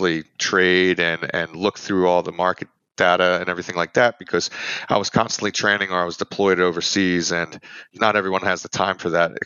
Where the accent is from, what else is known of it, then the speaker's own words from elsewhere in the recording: Philadelphia, Pennsylvania, United States; I'm originally from Philadelphia, Pennsylvania.